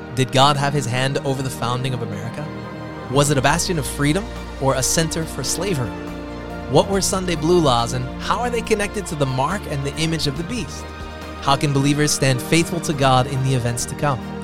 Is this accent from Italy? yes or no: no; California, United States; my home state of California